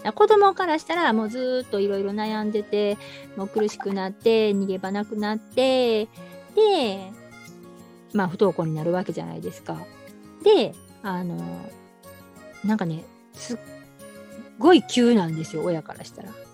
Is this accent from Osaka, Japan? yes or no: yes; Osaka, Japan; 私大阪なんですけど